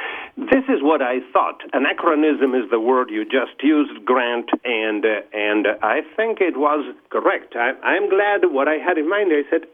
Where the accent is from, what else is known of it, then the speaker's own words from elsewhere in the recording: Buenos Aires, Argentina; English is a second language; now in Indianapolis, United States; Originally, Buenos Aires, Argentina.